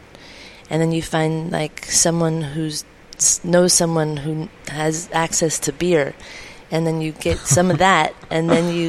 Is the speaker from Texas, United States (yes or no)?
no; California, United States; It was my first winter away from home, being a Californian